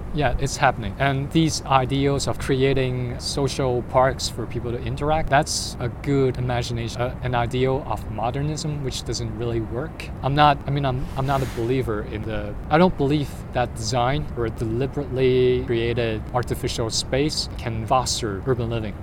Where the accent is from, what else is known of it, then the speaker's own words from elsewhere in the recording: Guangzhou, Guangdong, China; now in Hong Kong; I'm here from Guangzhou.